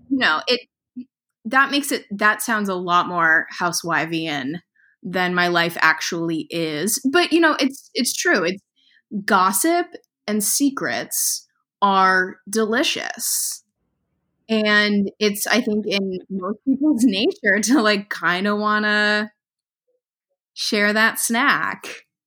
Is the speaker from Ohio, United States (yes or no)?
yes; Ohio, United States; I'm from Ohio. It's like I grew up in the suburbs